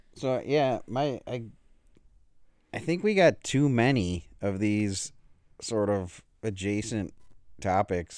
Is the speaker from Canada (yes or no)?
no; Buffalo, New York, United States; moved away; I haven't lived in Buffalo for, like, twenty-five years, but when I say I'm from Buffalo